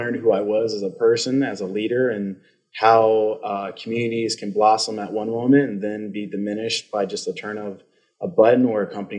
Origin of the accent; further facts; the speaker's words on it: Cincinnati, Ohio, United States; also born or lived in Akron, Ohio / Brevard, North Carolina / Cullowhee, North Carolina; now in Danville, United States; I'm originally from Ohio. So I was born in Akron, Ohio, and I moved to Cincinnati, grew up there. And I made my career and was educated in Brevard, North Carolina, and in Cullowhee.